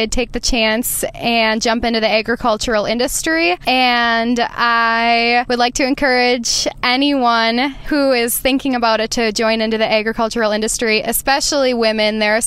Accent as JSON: {"language": "English", "town": "Lake Mills", "region": "Wisconsin", "country": "United States", "tie": "born or raised there", "said": "Lake Mills, Wisconsin, which is my hometown"}